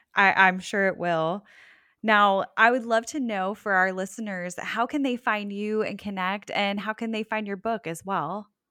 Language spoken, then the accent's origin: English; Parkland, Florida, United States; now in Sanford, United States; I'm originally from Parkland